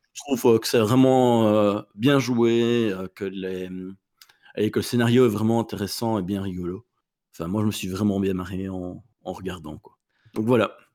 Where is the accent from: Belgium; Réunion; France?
Belgium; on est belge